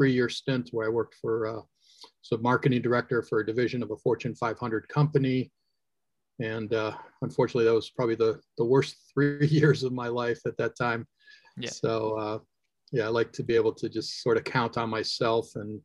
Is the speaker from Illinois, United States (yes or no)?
yes; Chicago, Illinois, United States; I am born and raised in the Chicagoland area here in the U.S.